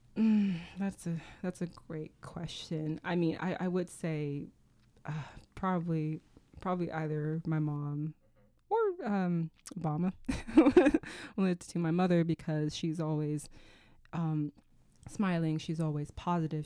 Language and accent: English; Sacramento, California, United States; I come from Sacramento